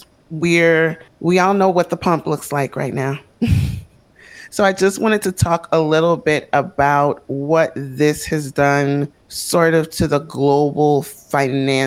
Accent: United States; as an American

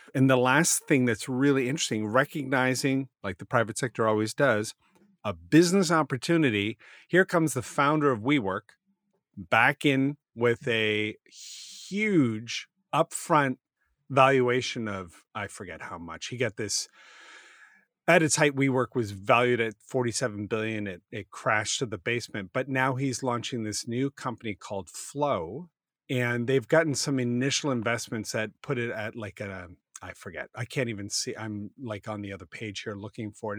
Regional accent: Halifax, Nova Scotia, Canada; I grew up in Halifax

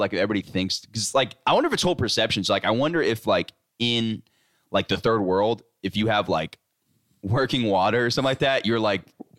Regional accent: the South, United States; But also, being from the South

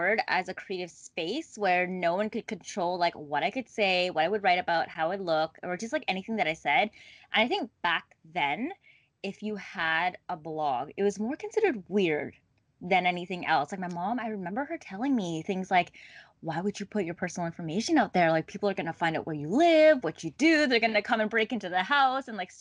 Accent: Ottawa, Ontario, Canada; moved away as an adult; now in Toronto, Canada; I'm actually not a Toronto native. I was born and raised in Ottawa

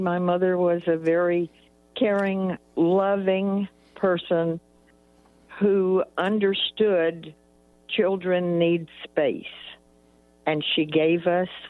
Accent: Fort Worth, Texas, United States; And life in Texas was much different than it is now.

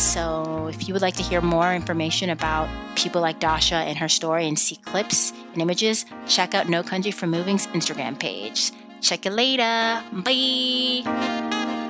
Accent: Plano, Texas, United States; moved away as an adult; also born or lived in Boston / Spain / Argentina / Ghana (parents); I'm from Dal-, I'm from Plano, and, um, parents are from Ghana

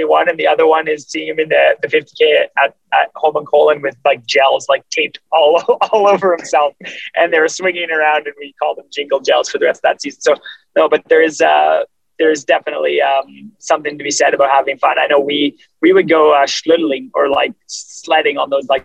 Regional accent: Canada; me being Canadian

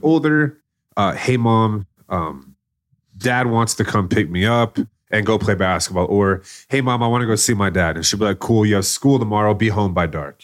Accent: Plano, Texas, United States; I grew up in Plano, Texas

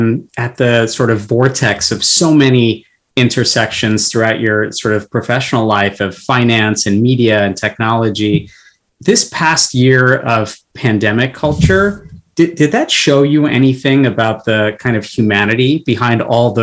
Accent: United States; I'm Bengali American. I'm married to someone who's Bengali, or my partner is.

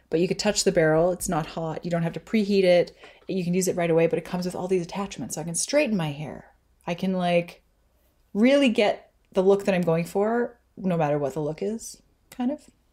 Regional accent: Canada; I'm Canadian

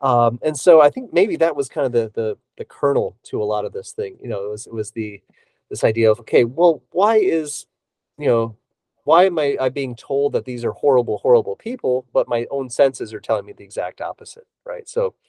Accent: Davenport, Iowa, United States; I grew up in Davenport, Iowa, which is right along the Mississippi River.

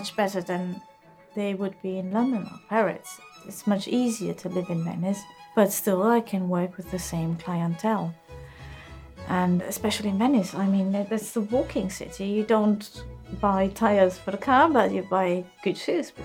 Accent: Bregenz, Vorarlberg, Austria; moved away; I was born in Austria in a small city called Bregenz, which is on the Lake of Constance in the west of Austria, close to the Swiss border.

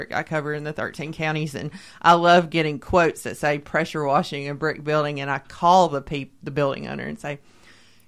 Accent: Columbia, Tennessee, United States; I'm in my hometown doing my internship

